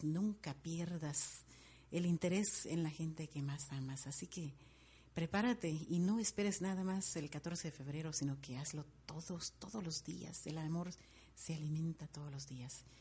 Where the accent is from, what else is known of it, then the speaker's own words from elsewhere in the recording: Guatemala City, Guatemala Department, Guatemala; moved away; soy de Guatemala, sí, de la bella ciudad de Guatemala